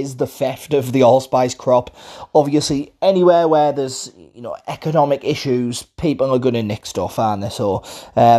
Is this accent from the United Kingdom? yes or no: yes; Middlesbrough, North East England, United Kingdom; accent: Borough; I hope you can understand my Borough accent. I'm from Middlesbrough in the northeast of England.